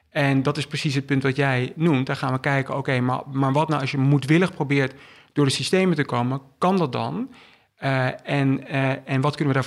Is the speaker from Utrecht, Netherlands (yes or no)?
yes; Utrecht, Netherlands; also born or lived in England / Belgium; Toen zijn we verhuisd naar Engeland. Vervolgens naar België. En ik heb het merendeel van mijn jeugd in Nederland doorgebracht. Um, heb de middelbare school in Utrecht gedaan.